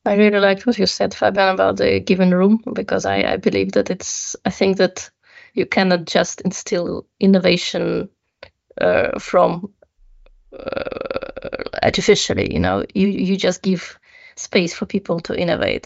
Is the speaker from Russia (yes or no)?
yes; Russia; moved away as an adult; also born or lived in Netherlands; I'm originally from Russia.